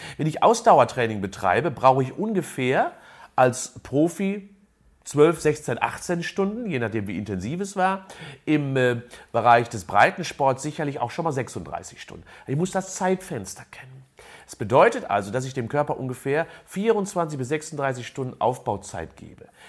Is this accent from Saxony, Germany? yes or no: no; a village near Unna, North Rhine-Westphalia, Germany; ich bin in einem Dorf groß geworden in der Nähe von Unna